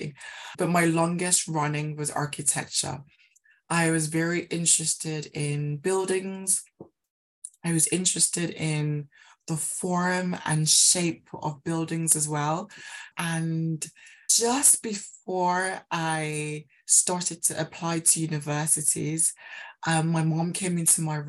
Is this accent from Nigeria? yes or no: yes; Nigeria; now in United Kingdom; I grew up in Nigeria